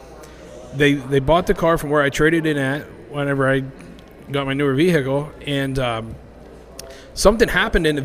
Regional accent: State College, Pennsylvania, United States; also born or lived in Baltimore / Pittsburgh; I moved from Baltimore back home to State College

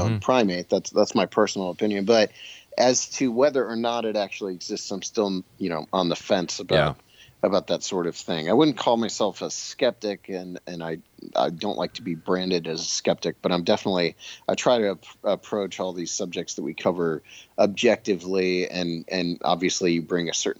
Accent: Bolivar, Ohio, United States; my hometown of Bolivar, Ohio, which is a very small town

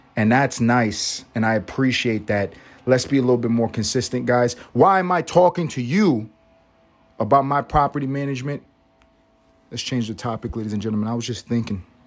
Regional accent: New York City, New York, United States; now in Atlanta, United States; I grew up in New York City

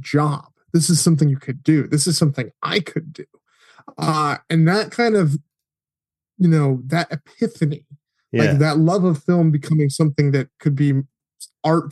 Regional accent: Connecticut, United States; I grew up in Connecticut, which is about as far away from Hollywood as you can

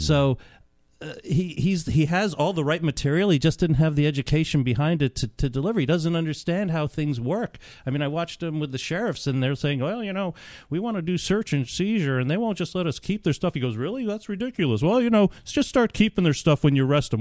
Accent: New York, United States; grew up in New York

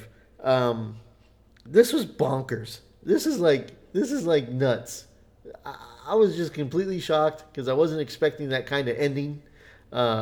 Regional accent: United States; we're American

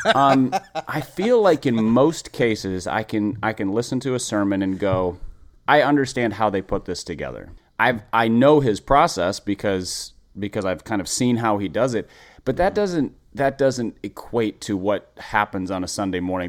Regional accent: Minneapolis, Minnesota, United States; I grew up in Minneapolis

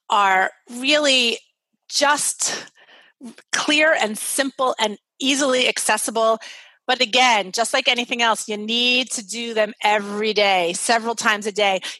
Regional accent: Brooklyn, New York, United States; He's like from rural Maine. I'm from Brooklyn, New York.

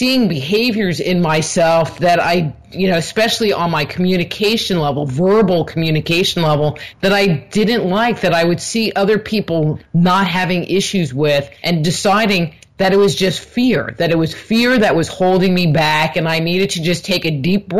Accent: New York, United States; moved away as an adult; also born or lived in California; I grew up in New York, and I had moved to California when I was 19

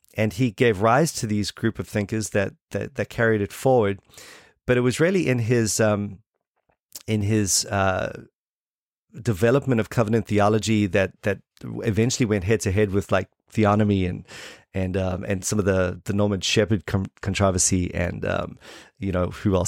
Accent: Port Elizabeth, Eastern Cape, South Africa; accent: South African; moved away as an adult; now in New Zealand; I'm from Port Elizabeth, um, originally. Um, that's where I, uh, I, I grew up.

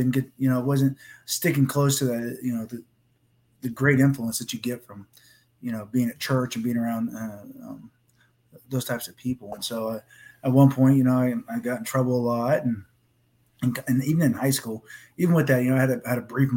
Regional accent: Coshocton, Ohio, United States; I was born in Coshocton, Ohio, so that's where I was born. It's a pretty small town with good old-fashioned ethics and hard work, blue collar. And so, you know, I grew up with that mentality my whole life

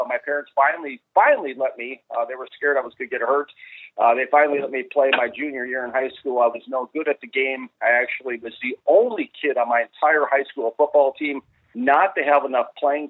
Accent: Minnesota, United States; It all started back when I was growing up in Minnesota. I was a rabid fan of the Washington Redskins growing up in Minnesota.

